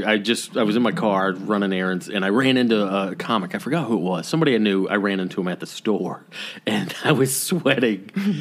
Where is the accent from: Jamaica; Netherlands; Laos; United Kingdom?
Laos; I'm from Laos, landlocked country in Southeast Asia.